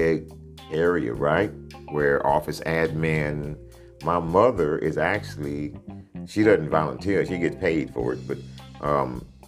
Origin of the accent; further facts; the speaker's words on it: Dickinson, Texas, United States; also born or lived in Sugar Land, Texas; I grew up in on Sunset in Moore's Edition, where it turns from black to not all black, integrated